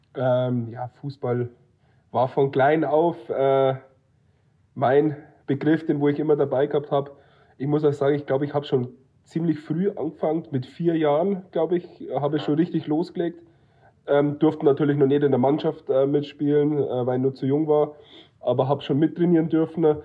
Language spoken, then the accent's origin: German; near Munich, Bavaria, Germany; moved away; ich komme ja aus der Nähe von München